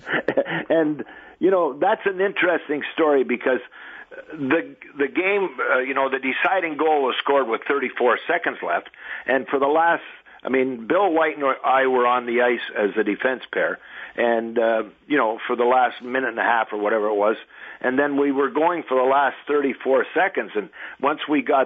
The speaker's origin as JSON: {"language": "English", "town": "Sarnia", "region": "Ontario", "country": "Canada", "tie": "born or raised there", "said": "a kid growing up in Sarnia"}